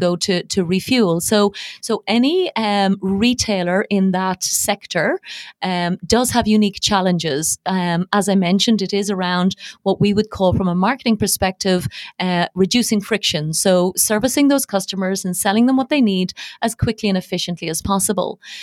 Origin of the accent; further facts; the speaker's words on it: Dublin, Leinster, Ireland; accent: not a very strong Irish accent; moved away as an adult; also born or lived in Dubai, United Arab Emirates; now in United Arab Emirates; I was born and bred in Dublin, and I spent most of my life in Ireland